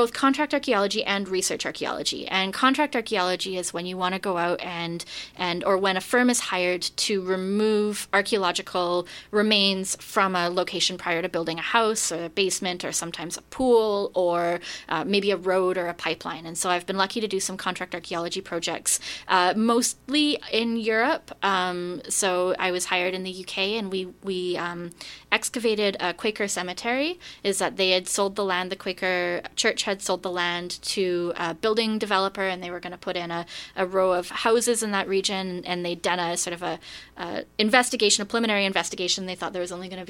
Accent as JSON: {"language": "English", "region": "British Columbia", "country": "Canada", "also_born_or_lived": "Vienna", "said": "I'm from British Columbia originally"}